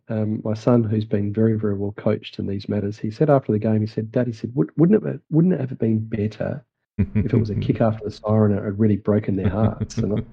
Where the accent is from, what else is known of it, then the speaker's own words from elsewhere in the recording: Australia; I was pretty pleased that he won because being an Aussie